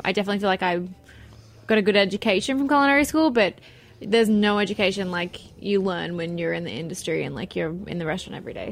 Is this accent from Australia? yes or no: yes; Australia; moved away as an adult; also born or lived in Miami; now in New York, United States; I'm Australian